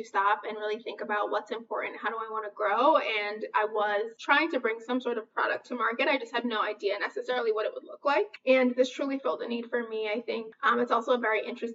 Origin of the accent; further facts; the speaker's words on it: New York City, New York, United States; moved away as an adult; now in Chicago, United States; I was born and raised in Brooklyn, New York. I had just recently moved to Chicago